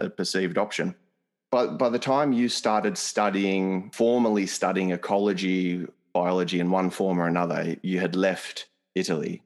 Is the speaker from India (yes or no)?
no; Australia; an Australian, a European Australian